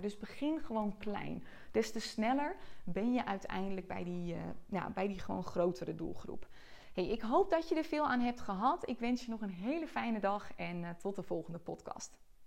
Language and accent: Dutch; Joure, Friesland, Netherlands; moved away; Ik ben als enige uit Jouren gegaan